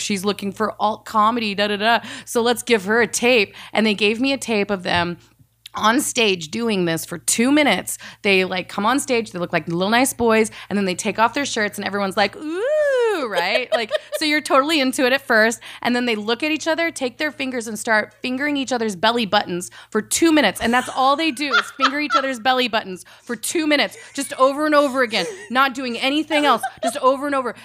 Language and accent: English; the South, Texas, United States; also born or lived in Saudi Arabia / Georgia / Indiana; I mostly grew up in the South